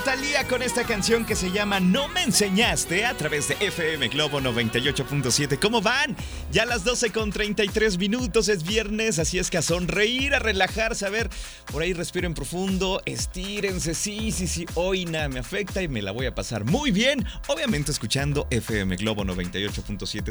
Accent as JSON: {"language": "Spanish", "town": "Guadalajara", "region": "Jalisco", "country": "Mexico", "said": "ya estamos en las calles de Guadalajara y como buenos tapatíos venimos a hacer ejercicio"}